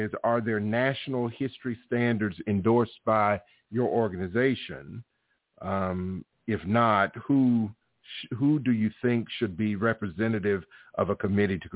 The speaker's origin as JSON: {"language": "English", "region": "Alabama", "country": "United States", "tie": "born or raised there", "said": "born and raised in Alabama"}